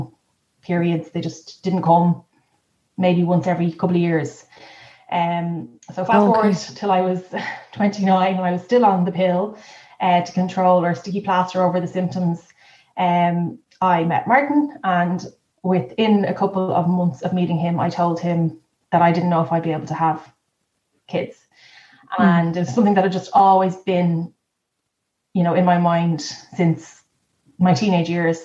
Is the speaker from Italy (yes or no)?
no; Dublin, Leinster, Ireland; moved away as an adult; now in Kildare, Ireland; we are both from Dublin but live in Kildare